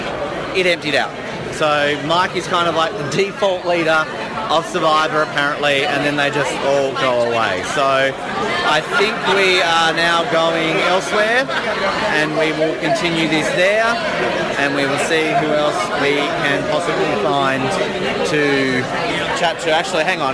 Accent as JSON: {"language": "English", "region": "Tasmania", "country": "Australia", "said": "I'm from Tasmania."}